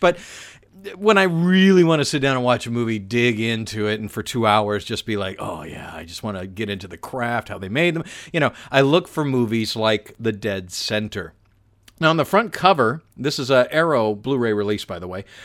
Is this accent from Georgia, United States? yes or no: yes; Atlanta, Georgia, United States; my hometown of Atlanta